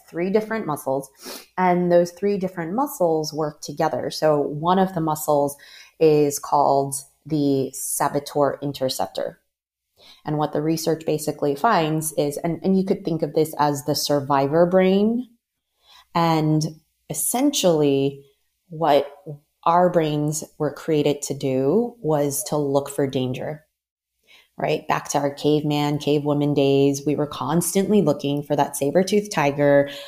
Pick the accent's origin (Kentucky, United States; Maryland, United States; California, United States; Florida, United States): Maryland, United States; moved away as an adult; also born or lived in Los Angeles / San Francisco / New York / Ghana; I was born and raised in the Maryland area